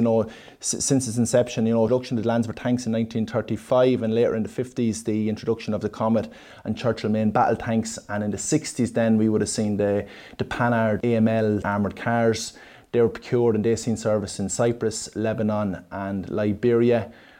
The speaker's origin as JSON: {"language": "English", "town": "Monasterevin", "region": "Leinster", "country": "Ireland", "lives_now": "Portarlington, Ireland", "said": "I'm originally from Monstrevin, County Kildare, and I'm living in Port Arlington"}